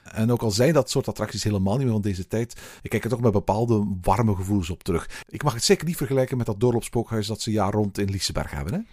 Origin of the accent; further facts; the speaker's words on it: Antwerp, Flanders, Belgium; hier bij ons in Antwerpen.